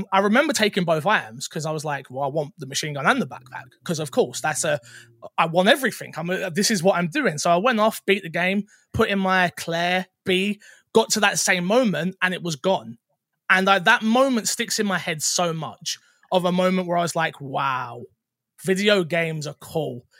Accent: London, United Kingdom; I used to be a full-time musician, um, from London. You can probably tell from my accent.

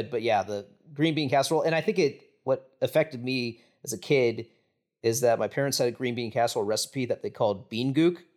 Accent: Midwest, United States; as a Midwesterner

